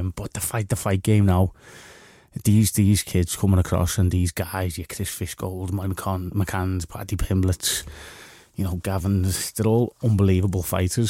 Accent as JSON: {"language": "English", "town": "Liverpool", "region": "North West England", "country": "United Kingdom", "said": "we're lads from Liverpool"}